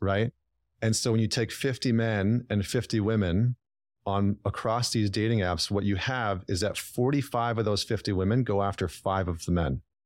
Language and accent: English; Northern Alberta, Canada; moved away as an adult; also born or lived in Vancouver, Canada; I'm from Northern Alberta